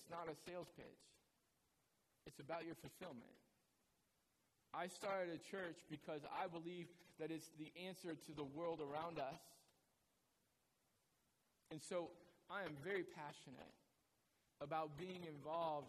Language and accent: English; United States